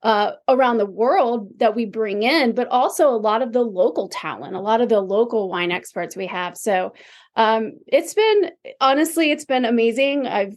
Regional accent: Charlotte, North Carolina, United States; moved away as an adult; we are in Charlotte. This is my hometown. And you know, I've settled here. I've been back here since 2009

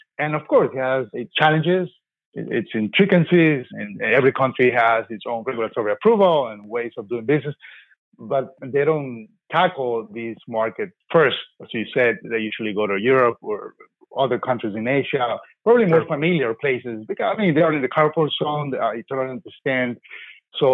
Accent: Colombia; now in United States; I'm originally from Colombia, as I said. I moved to the States around 1995.

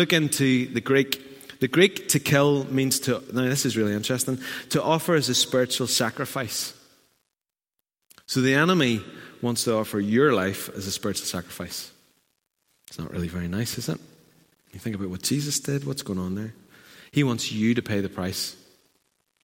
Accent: Newtownards, Northern Ireland, United Kingdom; I'm from Newton Ards

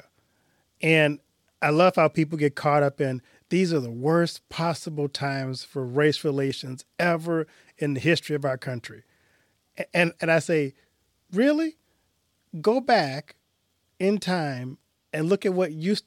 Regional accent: Louisiana, United States; I grew up in Louisiana

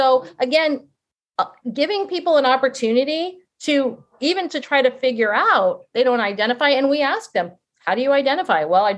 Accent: England, United Kingdom; I mean, I'm an English person and I've always thought a lot about language

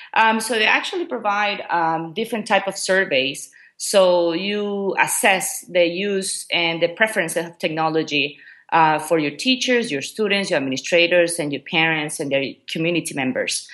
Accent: Ecuador; first language Spanish; English is a second language; moved away as an adult; also born or lived in Memphis, Tennessee, United States / China; now in Qatar; I'm originally from Ecuador.

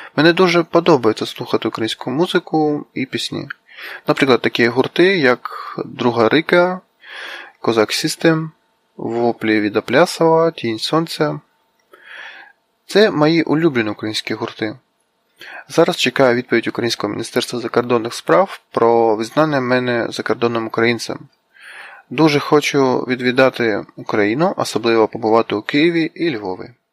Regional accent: Vladivostok, Primorsky Krai, Russia; Ukrainian is a second language; я з Росії, живу в місті Владивостоці, працюю програмістом

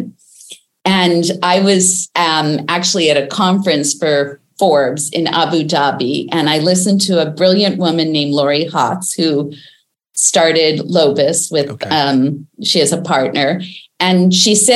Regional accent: Canada; I'm Canadian

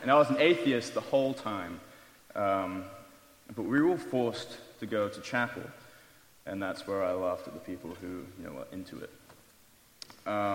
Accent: England, United Kingdom; moved away as an adult; I left that glorious country of England 3 years and 2 weeks ago to come here

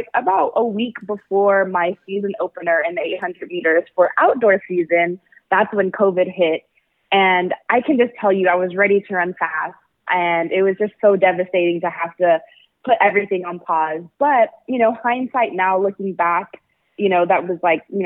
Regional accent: El Paso, Texas, United States; also born or lived in Austin, Texas; am from El Paso, Texas. I grew up with my Mexican side of my family

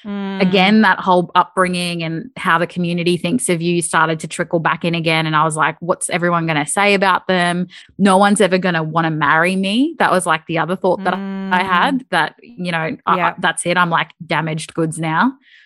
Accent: Queensland, Australia; because I'd just never done any snow sport in my life growing up in Queensland.

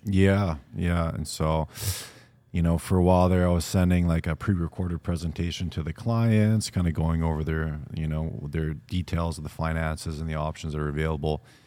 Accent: Vancouver Island, British Columbia, Canada; growing up on Vancouver Island, a little bit of a smaller town

